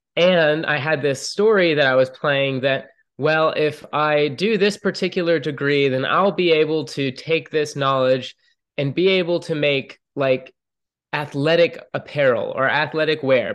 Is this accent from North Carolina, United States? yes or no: no; Atlanta, Georgia, United States; moved away as an adult; I grew up in Atlanta, Georgia